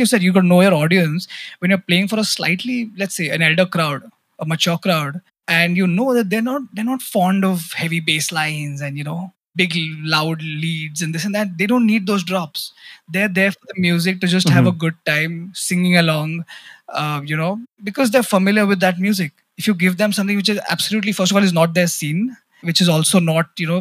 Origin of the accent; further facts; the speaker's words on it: India; as an Indian